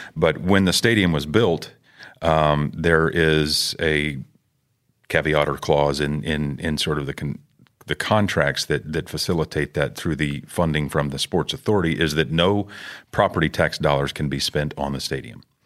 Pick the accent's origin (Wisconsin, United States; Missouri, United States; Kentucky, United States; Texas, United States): Texas, United States; Houston; I grew up in Houston, born and raised